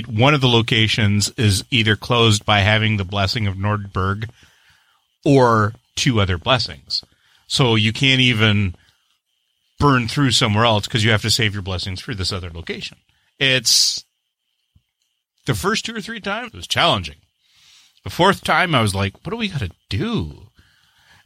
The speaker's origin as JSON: {"language": "English", "country": "Canada", "said": "I'm the Canadian"}